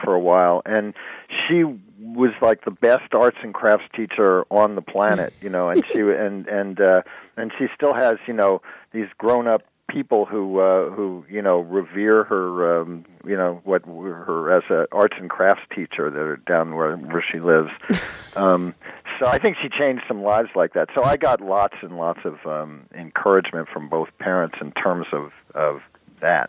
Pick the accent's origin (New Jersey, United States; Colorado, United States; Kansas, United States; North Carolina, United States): New Jersey, United States; Jersey Shore; also born or lived in Brooklyn, New York; I was born in Brooklyn, but I grew up on the Jersey Shore